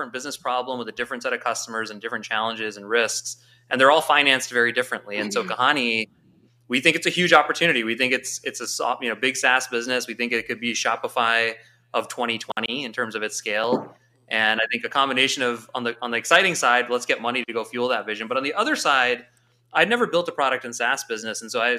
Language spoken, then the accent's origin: English; St. Louis, Missouri, United States; moved away as an adult; I grew up in my immigrant household, born and raised in St. Louis, very proudly. And I was away for 18 years, and I actually just moved back. So I'm St. Louis for life.